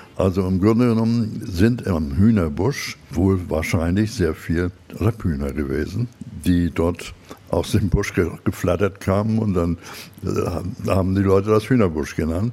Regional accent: Klein Bengerstorf, Mecklenburg-Vorpommern, Germany; in der Gemarkung Kleinbengersdorf, wo ich aufgewachsen bin

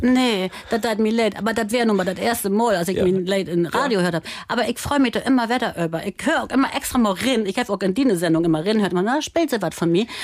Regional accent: Germany; da gibt es einen Lüttenhof, das ist der Pfingstsoll, da bin ich groß

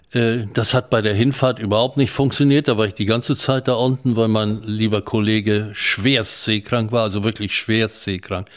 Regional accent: Bavaria, Germany; moved away; also born or lived in Memel (Klaipėda), Lithuania / Hamburg; in den Fluchtwirren landeten wir in Bayern. Und ich bin in Bayern aufgewachsen

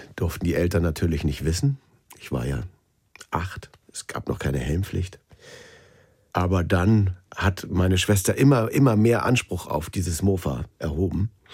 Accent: Schleswig-Holstein, Germany; Ich bin in Schleswig-Holstein groß geworden.

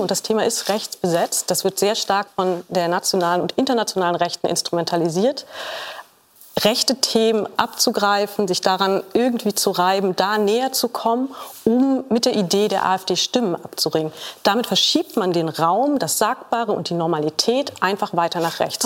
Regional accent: Saxony-Anhalt, Germany; Ich komme aus Sachsen-Anhalt

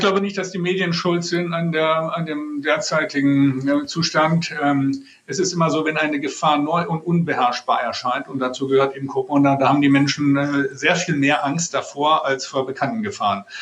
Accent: Germany; als Deutsche

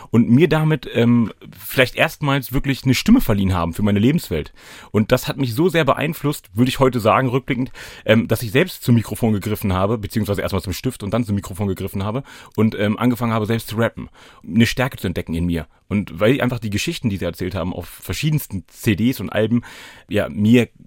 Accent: Hanover, Lower Saxony, Germany; ich komme aus Hannover-Linden. Ich habe es nur geschafft, von Linden Nord nach Linden Süd zu ziehen.

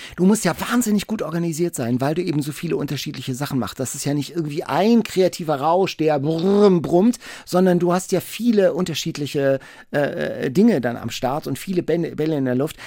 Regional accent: Lübeck, Schleswig-Holstein, Germany; ich komme aus Lübeck

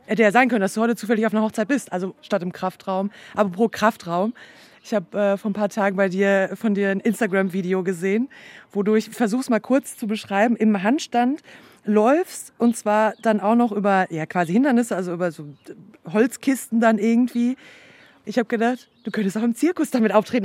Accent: North Rhine-Westphalia, Germany; moved away; ich komme zum Beispiel jetzt aus Nordrhein-Westfalen

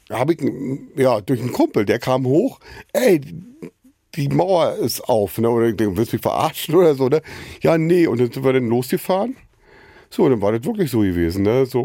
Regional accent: Losenrade, Saxony-Anhalt, Germany; moved away as an adult; also born or lived in Wittenberge, Brandenburg; Brandenburg-Sachsen-Anhalt, also Wittenberge geboren und in Losenrade ist in Sachsen-Anhalt. Da bin ich aufgewachsen. So und ja, bis zu meinem 26. Lebensjahr war ich dort gewesen.

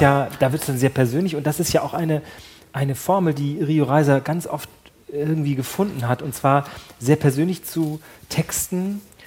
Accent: North Frisia, Schleswig-Holstein, Germany; ich, ich komme aus der Gegend da, ich komme wirklich da aus, aus, der Gegend aus Nordfriesland

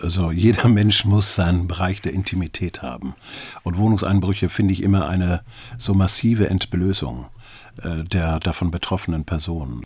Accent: Schwarzenbek, Schleswig-Holstein, Germany; also born or lived in Geesthacht / Hamburg; ich bin dann in Schwarzenberg zur Schule gegangen und von dort aus dann als Fahrschüler äh, zum Gymnasium in Geestacht.

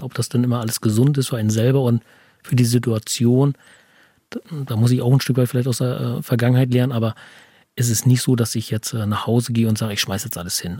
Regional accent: Teterow, Mecklenburg-Vorpommern, Germany; ich bin gebürtiger Tetroer

